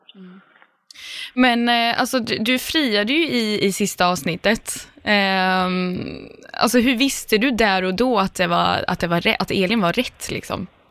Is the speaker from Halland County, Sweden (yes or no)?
no; Linköping, Östergötland, Sweden; du och jag är från Linköping